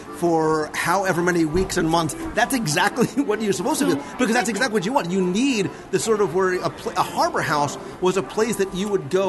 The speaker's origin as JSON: {"language": "English", "region": "Northeast", "country": "United States", "moved": "yes", "said": "So we come from the Northeast"}